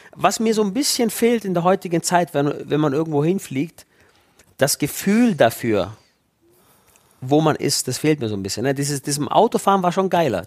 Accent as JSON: {"language": "German", "town": "Hechingen", "region": "Baden-Württemberg", "country": "Germany", "tie": "born or raised there", "said": "da steht die Burg Hohenzollern, da bin ich geboren"}